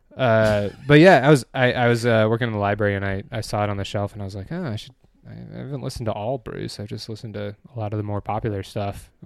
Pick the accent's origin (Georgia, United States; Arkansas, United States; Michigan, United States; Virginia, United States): Michigan, United States; Dexter; born or raised there; also born or lived in Nebraska